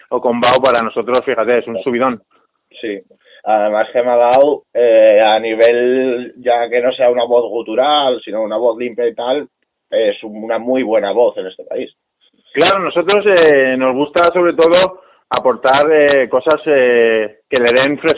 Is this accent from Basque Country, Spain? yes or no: no; Asturias, Spain; tiraré un poco por mi tierra, yo soy de Asturias.